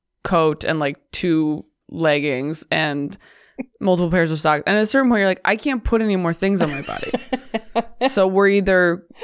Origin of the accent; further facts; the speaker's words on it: Hartville, Ohio, United States; now in New York City, United States; I grew up in Ohio, about 1/2 hour from Louisville, in a small town called Hartville.